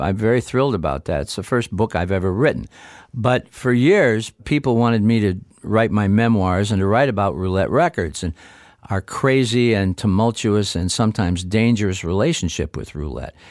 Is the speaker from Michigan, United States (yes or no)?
yes; Niles, Michigan, United States; we did it in W N I L radio studios in my hometown of Niles, Michigan